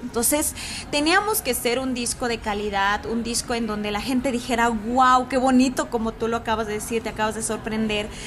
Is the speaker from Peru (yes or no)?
no; Mexico; also born or lived in Guadalajara, Jalisco; nuestro México, que son las lenguas, que es eh, mi vestimenta, que es eh, toda la cosmovisión que tiene mi comunidad